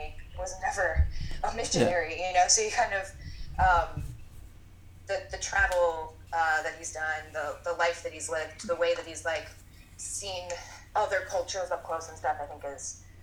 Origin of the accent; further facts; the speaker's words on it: Titusville, Florida, United States; moved away as an adult; now in Grand Rapids, United States; I'm from Titusville